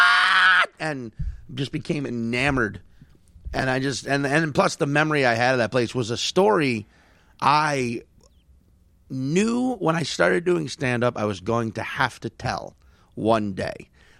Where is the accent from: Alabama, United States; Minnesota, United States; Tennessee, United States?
Minnesota, United States; St. Paul; also born or lived in New Jersey, United States; I'm originally from St. Paul, but then I got relocated to New Jersey.